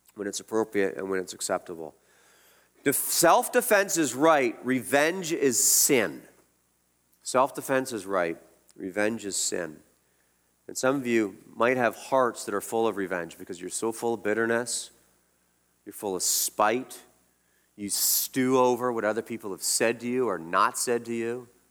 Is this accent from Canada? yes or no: yes; Canada